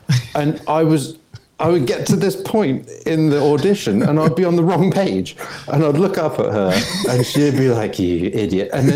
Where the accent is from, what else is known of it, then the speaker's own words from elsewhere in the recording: England, United Kingdom; moved away as an adult; now in Los Angeles, United States; where I grew up, regionally specific country bumpkin in England